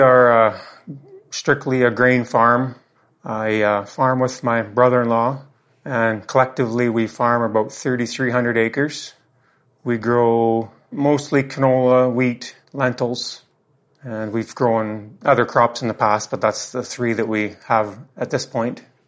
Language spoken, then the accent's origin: English; Craik, Saskatchewan, Canada; My home is in Craik, Saskatchewan, Canada